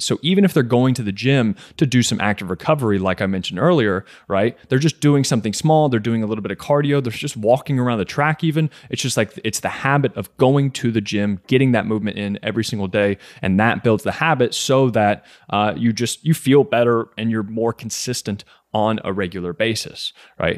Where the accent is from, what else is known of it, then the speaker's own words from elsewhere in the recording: Kentucky, United States; also born or lived in New York; I was born and raised in Kentucky